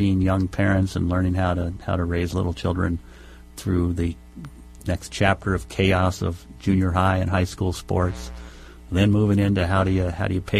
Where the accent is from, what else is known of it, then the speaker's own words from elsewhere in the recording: Virginia, United States; moved away as an adult; also born or lived in South Dakota; now in Minnesota, United States; I grew up in the state of Virginia